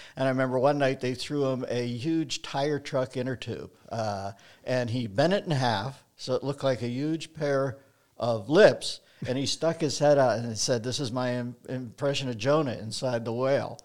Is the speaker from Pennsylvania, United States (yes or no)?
yes; Pittsburgh, Pennsylvania, United States; now in Los Angeles, United States; I grew up in Pittsburgh